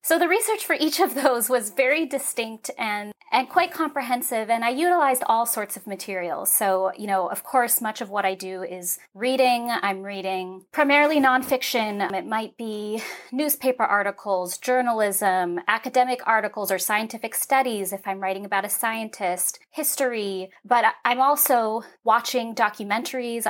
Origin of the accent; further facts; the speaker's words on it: San Francisco, California, United States; I was a ballet dancer and I grew up in San Francisco